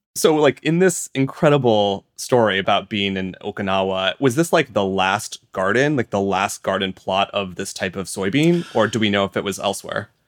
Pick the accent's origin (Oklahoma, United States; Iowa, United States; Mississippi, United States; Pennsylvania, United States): Iowa, United States; I'm from Iowa in the U S and my house is not far at all from massive fields of corn and soy